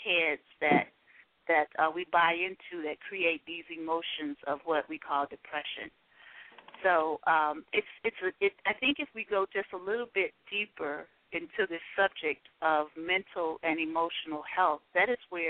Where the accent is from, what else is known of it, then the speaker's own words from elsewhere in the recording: Selma, Alabama, United States; I'm actually from Selma, Alabama as well